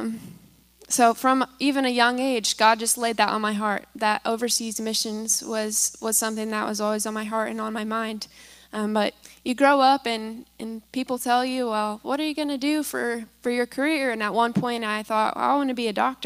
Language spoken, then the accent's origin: English; Kansas, United States; moved away; I grew up in Kansas originally, and my parents are actually here today, so they're the ones who raised me